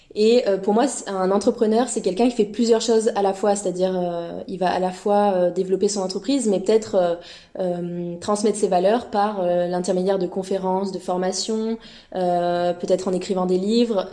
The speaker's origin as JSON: {"language": "French", "country": "France", "moved": "as an adult", "lives_now": "Montreal, Canada", "said": "je suis française en PVT, arrivée depuis un an à Montréal"}